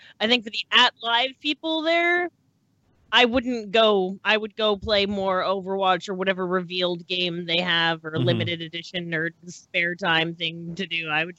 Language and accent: English; Canada; now in Wisconsin, United States; I'm a Canadian living in Wisconsin.